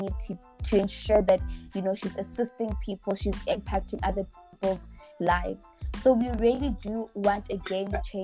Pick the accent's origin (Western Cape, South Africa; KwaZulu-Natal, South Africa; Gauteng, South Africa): Gauteng, South Africa; Johannesburg; I'm from Johannesburg